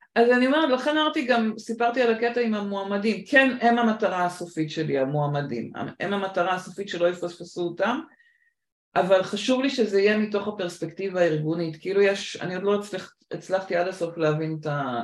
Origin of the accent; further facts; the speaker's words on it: Israel; also born or lived in United States; ט' הייתי בארצות הברית, חזרתי לארץ בי'